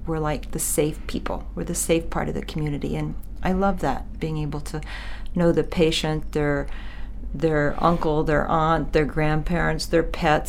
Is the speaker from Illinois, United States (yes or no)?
no; Missouri, United States; But I do think growing up on a farm in the area that I did